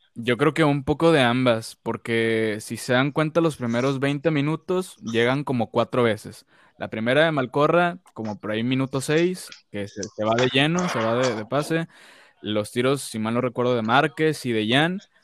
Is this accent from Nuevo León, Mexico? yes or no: yes; Monterrey, Nuevo León, Mexico; soy regio de nacimiento y aquí estoy viviendo en, Monterrey.